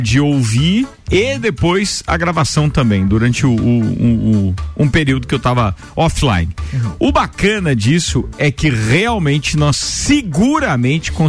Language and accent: Portuguese; Bom Retiro, Santa Catarina, Brazil; quando era criança pequena lá no Bom Retiro